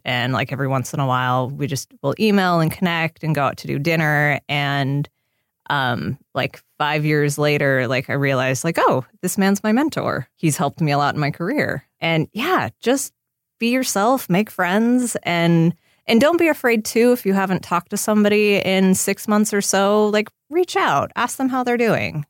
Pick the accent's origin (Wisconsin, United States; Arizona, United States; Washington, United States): Washington, United States; Seattle; now in Los Angeles, United States; since I grew up in Seattle